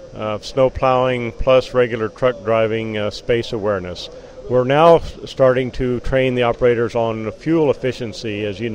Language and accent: English; Globe, Arizona, United States; I'm from the Globe area, which is in the eastern mountains of the state of Arizona.